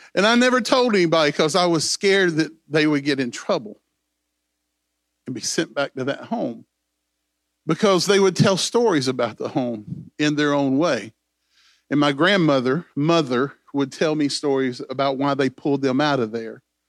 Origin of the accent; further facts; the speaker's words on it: Greenville, South Carolina, United States; I was born in Greenville, South Carolina